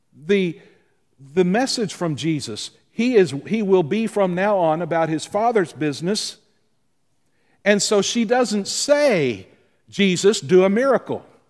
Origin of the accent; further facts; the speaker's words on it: the South, United States; you and I, growing up in the South